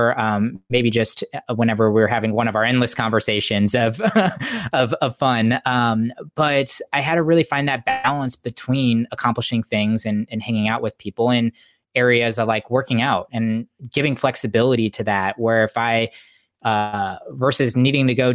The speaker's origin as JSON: {"language": "English", "town": "St. Louis", "region": "Missouri", "country": "United States", "tie": "born or raised there", "moved": "as an adult", "lives_now": "San Diego, United States", "said": "born and raised in St. Louis"}